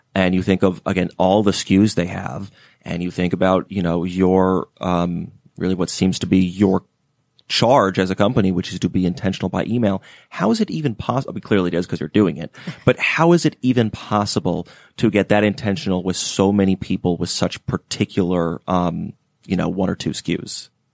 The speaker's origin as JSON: {"language": "English", "town": "Atlanta", "region": "Georgia", "country": "United States", "said": "I'm, uh, from Atlanta originally"}